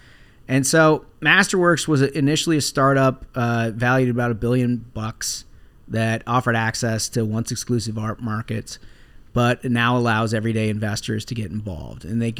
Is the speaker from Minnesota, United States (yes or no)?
yes; Minnesota, United States; moved away; we are doing a live Minnesota event. We're going back to my hometown.